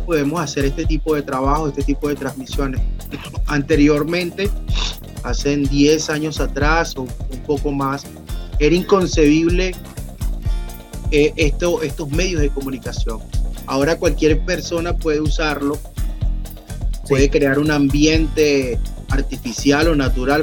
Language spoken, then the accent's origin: Spanish; Aragua, Venezuela; moved away; also born or lived in Caracas / Colombia / Maracay; yo nací aquí en Aragua, sin embargo tenía ya como unos 17 años por Caracas